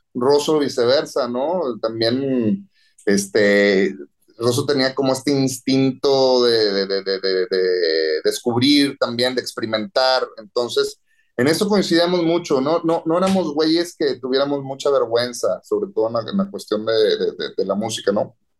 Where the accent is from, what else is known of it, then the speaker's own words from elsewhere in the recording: Monterrey, Nuevo León, Mexico; regreso a Monterrey a casa de mis papás